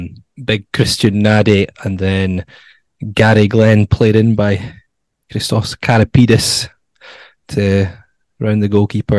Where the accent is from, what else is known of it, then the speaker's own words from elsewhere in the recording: Musselburgh, Scotland, United Kingdom; I'm from Musselburgh.